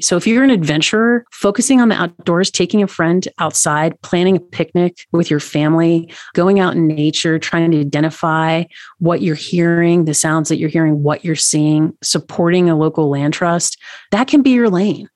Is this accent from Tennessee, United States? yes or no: yes; Tennessee, United States; now in Montana, United States; I'm from Tennessee.